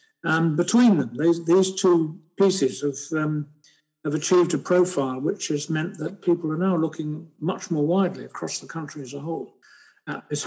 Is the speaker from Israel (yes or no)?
no; Bristol, South West England, United Kingdom; I was brought up in Bristol